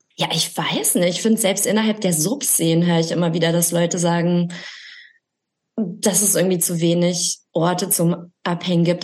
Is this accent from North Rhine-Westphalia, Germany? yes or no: yes; Recklinghausen, North Rhine-Westphalia, Germany; moved away as an adult; also born or lived in Essen; now in Berlin, Germany; ich komme aus Recklinghausen